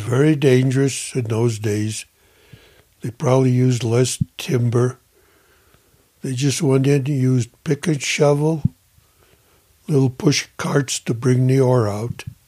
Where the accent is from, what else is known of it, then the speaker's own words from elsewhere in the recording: Leadville, Colorado, United States; I was born here in Leadville in August the 23rd, 1933